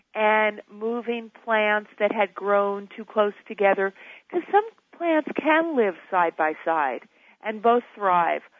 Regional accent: New York City, New York, United States; I was born and raised in New York

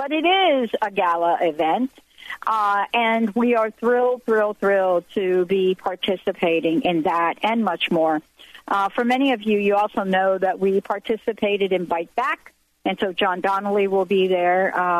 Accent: East Coast, United States; Even though I'm from the East Coast, this show is broadcast out of Washington State, out of Seattle and Bellevue.

